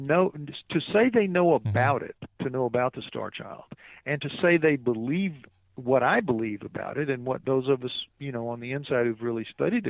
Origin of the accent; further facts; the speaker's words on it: New Orleans, Louisiana, United States; I'm from New Orleans.